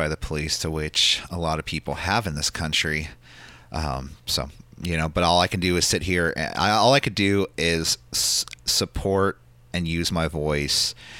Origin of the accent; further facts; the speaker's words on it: San Francisco, California, United States; being born and raised in San Francisco